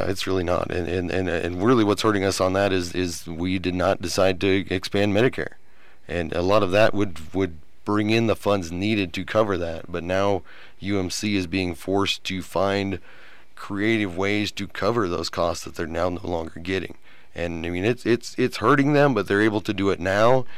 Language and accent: English; Nebraska, United States; moved away as an adult; also born or lived in Iowa; now in Lubbock, United States; I'm from Nebraska originally